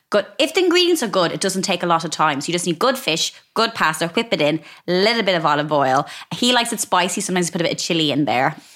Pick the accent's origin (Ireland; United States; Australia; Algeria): Ireland; But I think growing up in Ireland